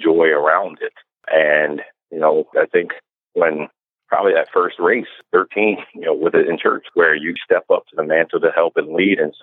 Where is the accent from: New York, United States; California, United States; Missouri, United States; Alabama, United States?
New York, United States; New York City; I was born in the Bronx